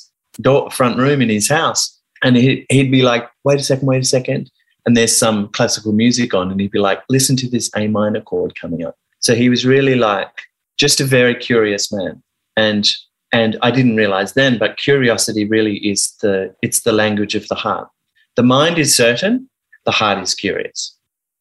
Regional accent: Sydney, New South Wales, Australia; also born or lived in Geelong, Victoria / United Kingdom; I grew up in Geelong, and then we moved to the UK for 6 months, and mum and dad separated when we were over there. And we moved back to Sydney with mum

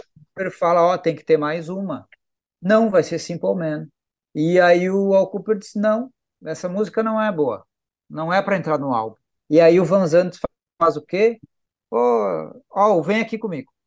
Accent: southern Brazil, Brazil; Nós três somos do Sul

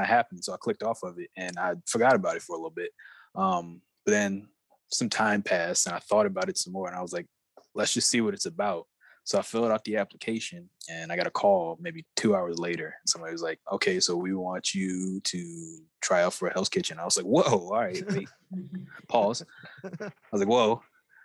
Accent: Chesterfield, Virginia, United States; I grew up out in Chesterfield. And now I do a lot of work in and out of Richmond

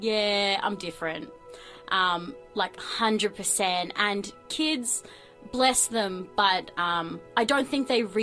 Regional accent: Melbourne, Victoria, Australia; also born or lived in New Zealand; I was born in New Zealand, grew up here in Melbourne.

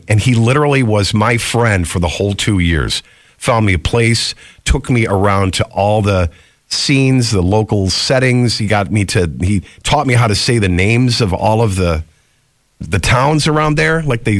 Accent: New York, United States; born or raised there

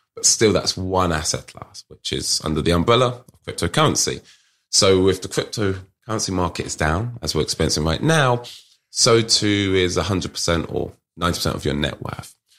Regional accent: United Kingdom; accent: British; my British accent, here from the U K

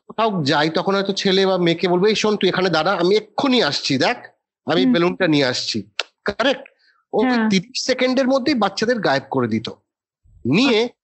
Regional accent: Kolkata, West Bengal, India; moved away as an adult; also born or lived in Kalimpong, India / Delhi, India; now in Mumbai, India; I still consider my self to B ক্যালকাটান

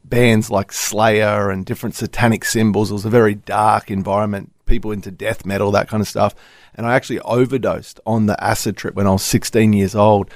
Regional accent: Melbourne, Victoria, Australia; now in Gold Coast, Australia; I was born in Melbourne

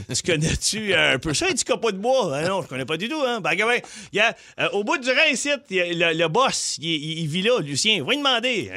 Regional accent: Quebec, Canada; je suis québécois, là, j'ai peut-être 18, 19 ans

